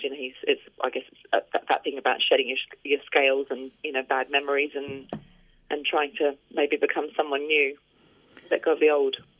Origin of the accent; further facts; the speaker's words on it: Australia; now in England, United Kingdom; I grew up in Australia and my entire family are in Australia. So, you know, I always feel quite torn because I live mm. over here in England with my family now